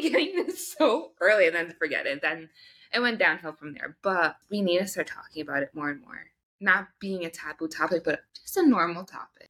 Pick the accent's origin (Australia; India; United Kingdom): India; I'm Indian.